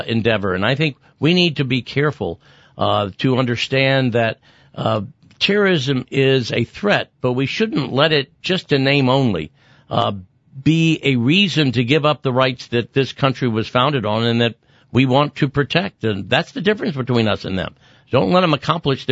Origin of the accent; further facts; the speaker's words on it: San Antonio, Texas, United States; I'm old and from San Antonio